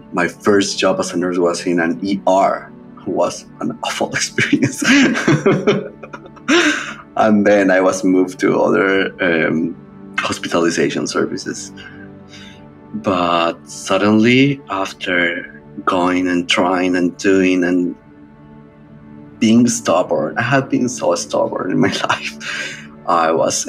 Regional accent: Bogota, Bogotá Capital District, Colombia; moved away; I became the first male nurse in several hospitals across my hometown, Bogota, Colombia

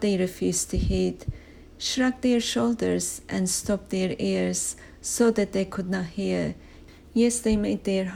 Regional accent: Turkey; now in United Kingdom; an alien, foreigner, for I'm from Turkey originally

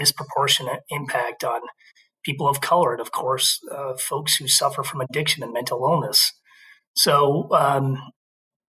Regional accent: Burlington, Vermont, United States; also born or lived in Philadelphia; I grew up in Burlington

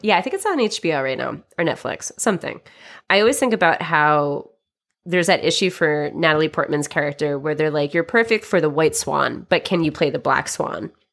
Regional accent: United States; I'm American

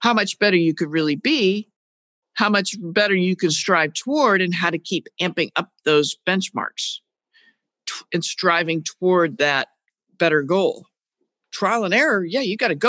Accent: New England, United States; I'm from New England

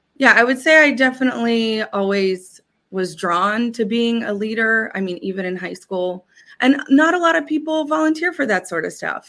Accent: Pittsburgh, Pennsylvania, United States; now in Hawaii, United States; I'm from Pittsburgh

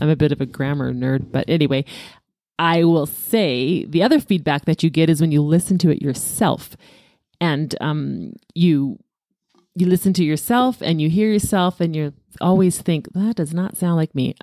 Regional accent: Alberta, Canada; born at six A M, but in Alberta

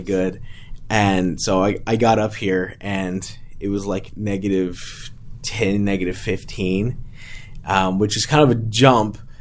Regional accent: Hitchcock, Texas, United States; also born or lived in San Antonio, Texas; I live in Hitchcock, Texas.

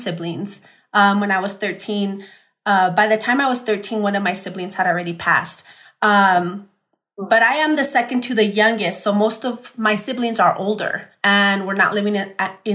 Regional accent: El Paso, Texas, United States; I'm born and raised in El Paso.

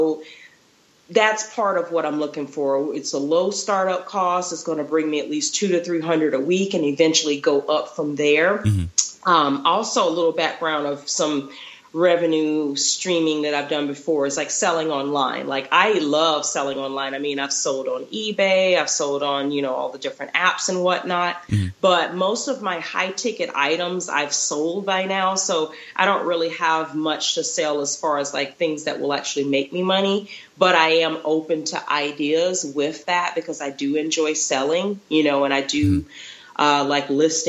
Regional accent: Florida, United States; also born or lived in Texas; now in Utah, United States; I'm originally from Florida, so majority of my career was there. And then I lived in Texas for a little bit, and now I'm in Utah.

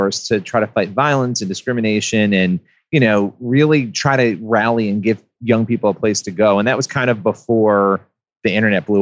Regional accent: Rochester, New York, United States; I grew up in Rochester, New York

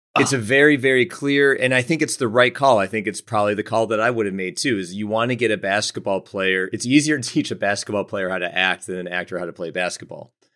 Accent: Buffalo, New York, United States; growing up in Buffalo

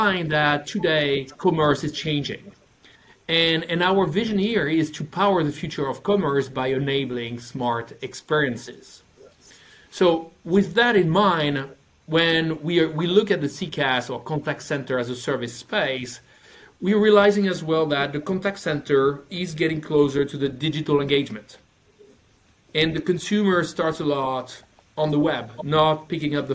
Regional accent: France; English is a second language; now in Stockholm, Sweden; I'm from France, working for a Norwegian company, living in Stockholm

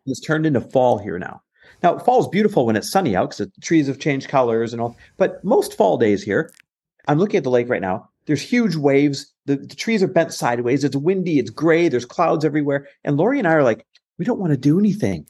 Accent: Green Bay, Wisconsin, United States; also born or lived in Los Angeles, California / Arizona; now in Newport Beach, United States; our lake house is in Green Bay, Wisconsin. And I grew up here

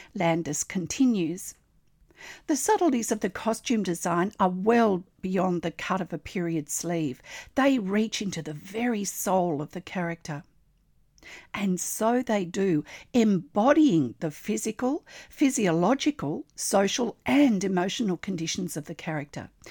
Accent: Australia; I'm an Australian textile artist

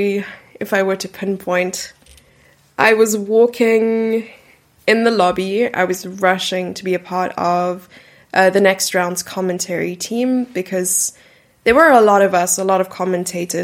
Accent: Gqeberha, Eastern Cape, South Africa; I grew up in a city named Port Elizabeth, which is now renamed to Gqeberha

